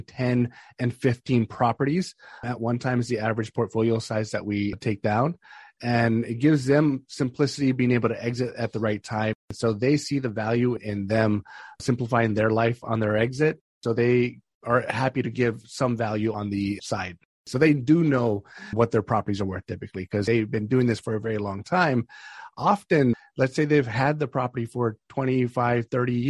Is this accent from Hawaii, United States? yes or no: yes; Hawaii, United States; moved away as an adult; also born or lived in Northern Virginia; now in Ashburn, United States; I'm from Hawaii originally, born and raised, started my real estate investing career out there